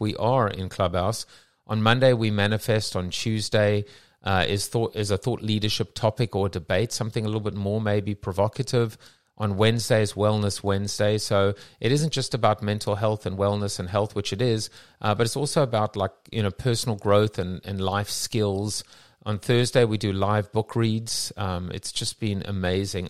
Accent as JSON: {"language": "English", "country": "South Africa", "moved": "yes", "lives_now": "London, United Kingdom", "said": "I'm from South Africa"}